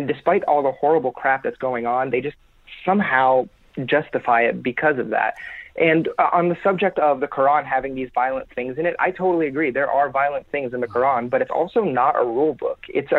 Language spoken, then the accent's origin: English; Florida, United States; But I grew up in Florida, which is not much better, but I'm in my 20s, so I grew up through 9/11, and being a Muslim kid in middle school during that time was not very fun.